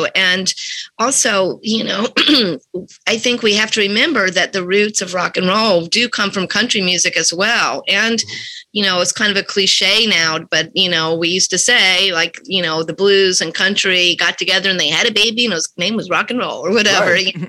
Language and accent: English; North Carolina, United States; moved away as an adult; now in New York City, United States; I grew up, because I'm old, I grew up listening to AM radio in North Carolina.